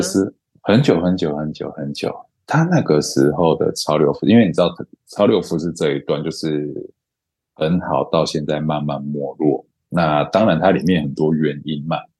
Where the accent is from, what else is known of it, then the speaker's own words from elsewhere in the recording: Pingtung County, Taiwan; also born or lived in Los Angeles; 我小时候是在屏东，我的国中国小都在屏东